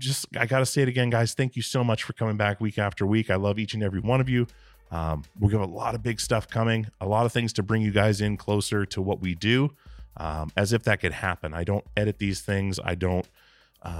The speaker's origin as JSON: {"language": "English", "region": "Alaska", "country": "United States", "tie": "born or raised there", "said": "I grew up in Alaska"}